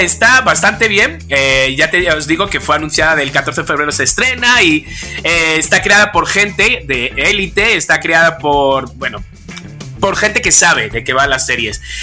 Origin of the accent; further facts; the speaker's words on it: Spain; porque soy español